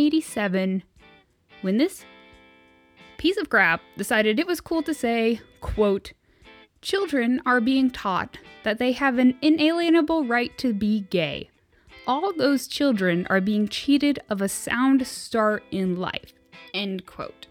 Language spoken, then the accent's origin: English; United States; as an American